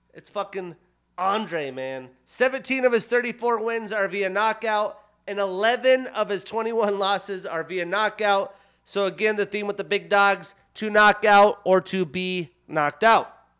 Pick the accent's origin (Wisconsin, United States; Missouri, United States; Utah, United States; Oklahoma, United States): Utah, United States; Salt Lake City; I grew up watching games in Salt Lake City at the Delta Center